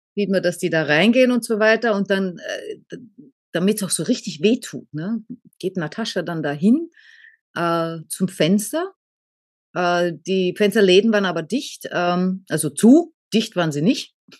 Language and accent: German; Austria; bei uns heißt Ohrfeige Fotze in Österreich